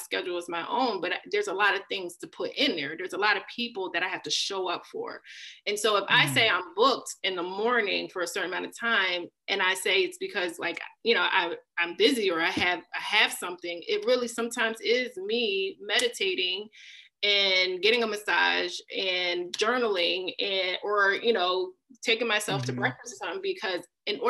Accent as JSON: {"language": "English", "town": "Philadelphia", "region": "Pennsylvania", "country": "United States", "tie": "born or raised there", "said": "being born and raised in Philly and one of the toughest parts of Philly"}